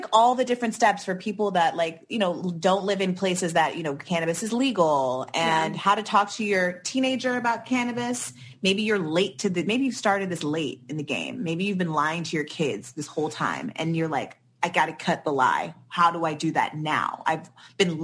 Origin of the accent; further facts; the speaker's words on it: California, United States; growing up in California